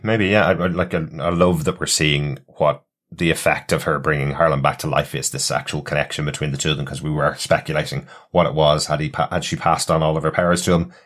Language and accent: English; Ireland; since we're all Irish and since we're sitting in Dublin recording this